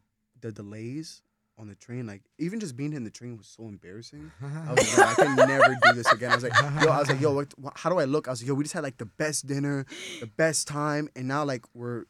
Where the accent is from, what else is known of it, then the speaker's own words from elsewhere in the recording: Tennessee, United States; now in New York, United States; I'm literally from Tennessee.